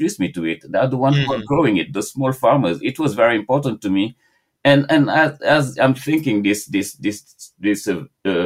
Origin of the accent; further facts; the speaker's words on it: Senegal; now in New York City, United States; growing up in Senegal